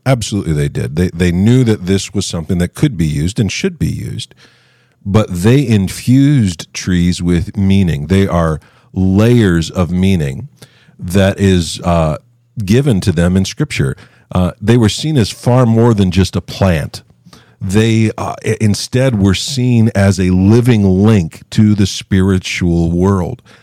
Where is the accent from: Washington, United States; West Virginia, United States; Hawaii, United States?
West Virginia, United States; I grew up in West Virginia